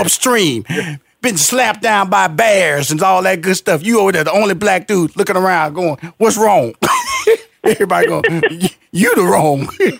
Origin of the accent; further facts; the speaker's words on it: Houston, Texas, United States; because I am a country boy. I'm from Houston, Texas, Fifth Ward.